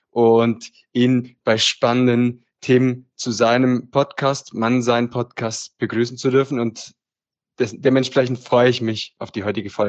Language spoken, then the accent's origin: German; Apulia, Italy; now in Germany; wohne im Süden Deutschlands und wie Nico schon gesagt hat, komme ich ursprünglich aus Italien her, aus dem schönen Apulien.